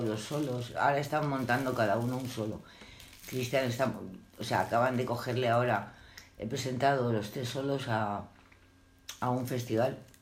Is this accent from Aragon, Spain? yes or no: no; Madrid, Community of Madrid, Spain; Yo nací en Madrid y a los cinco años, seis años había una escuela adelante que era la de África Guzmán